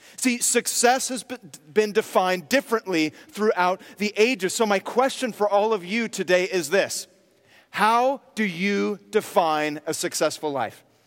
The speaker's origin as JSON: {"language": "English", "area": "near Berkeley", "region": "California", "country": "United States", "tie": "born or raised there", "said": "I grew up near Berkeley"}